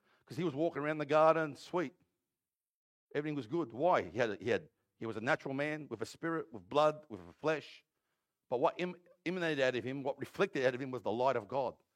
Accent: Granville, New South Wales, Australia; I'm from Granville

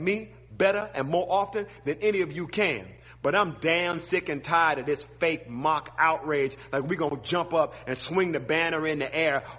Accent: Mobile, Alabama, United States; I'm from Mobile, Alabama, in the deep south

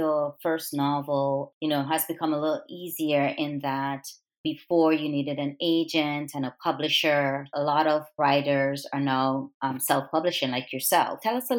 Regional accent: U.S. Virgin Islands; growing up in the Virgin Islands

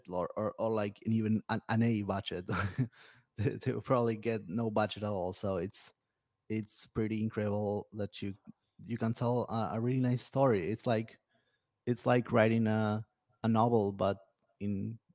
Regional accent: Argentina; from Argentina

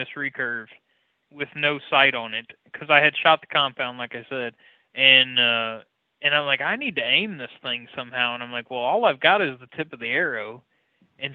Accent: Missouri, United States; where I grew up in Missouri

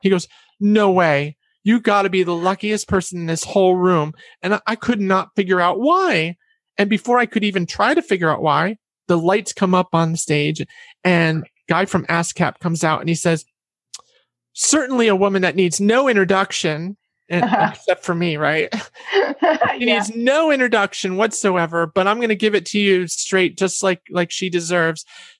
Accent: Catskills, New York, United States; I'm from the Catskill regions in New York.

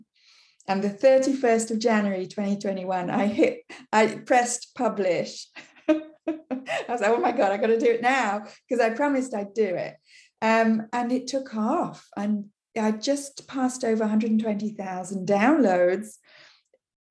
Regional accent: England, United Kingdom; first language English; now in Quebec, Canada; English is my language. You can hear I come from England originally

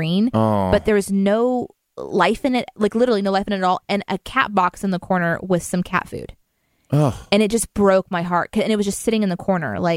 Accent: Springfield, Missouri, United States; Springfield, my hometown

